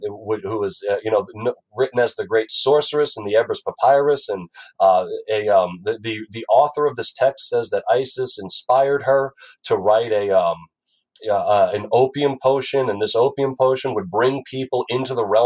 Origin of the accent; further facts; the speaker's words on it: Franklin Square, New York, United States; moved away; also born or lived in Long Beach, New York; Franklin Square. On Long Island, and then I moved to Long Beach